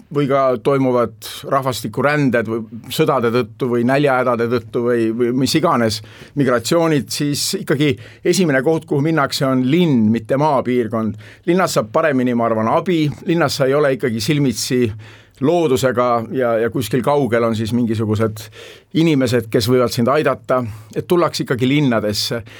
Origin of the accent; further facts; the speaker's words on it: Tallinn, Harju County, Estonia; moved away; also born or lived in New York, United States; Tallinn on mu sünnilinn, ma olen siin üles kasvanud